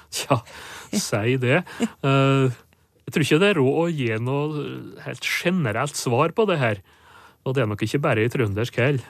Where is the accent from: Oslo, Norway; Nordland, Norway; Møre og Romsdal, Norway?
Møre og Romsdal, Norway; Sunndal; accent: Sunndal dialect (inner Nordmøre); first language Norwegian (Sunndal dialect); morsmålet mitt, da. Hm. Sunndal på Nordmøre